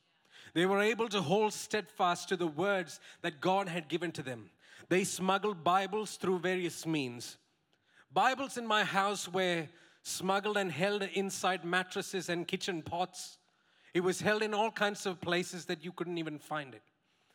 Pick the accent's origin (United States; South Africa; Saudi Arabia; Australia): Saudi Arabia; For 14 years, I grew up in Saudi Arabia. Those were the 14 formative years of my life. I didn't sign up to be raised in that place, by the way.